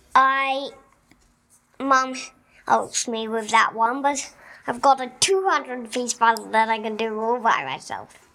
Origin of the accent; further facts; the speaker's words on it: Melbourne, Victoria, Australia; I'm from Melbourne, which is in Australia, and I'm five years old.